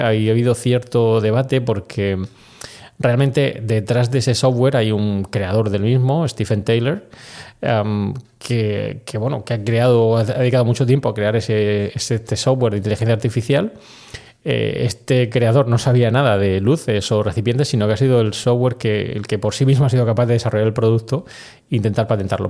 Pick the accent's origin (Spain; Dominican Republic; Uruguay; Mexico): Spain; also born or lived in United States; aquí en España